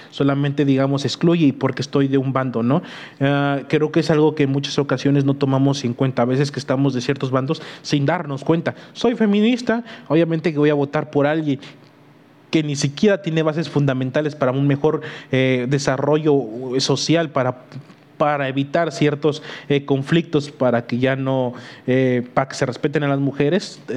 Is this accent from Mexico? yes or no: yes; Mexico